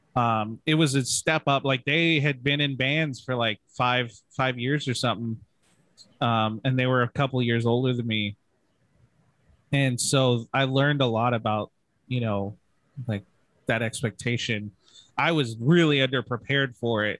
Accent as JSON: {"language": "English", "town": "Palm Springs", "region": "California", "country": "United States", "tie": "born or raised there", "said": "I'm Southern California born and raised. I grew up in Palm Springs"}